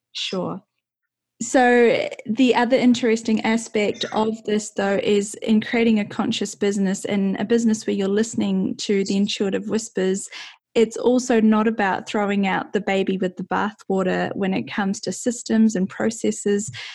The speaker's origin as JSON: {"language": "English", "country": "New Zealand", "said": "I'm from New Zealand"}